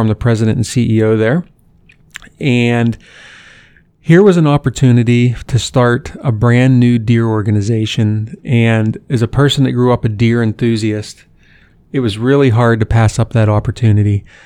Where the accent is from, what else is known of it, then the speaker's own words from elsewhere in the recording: Western Pennsylvania, United States; now in Columbus, United States; I grew up in Western Pennsylvania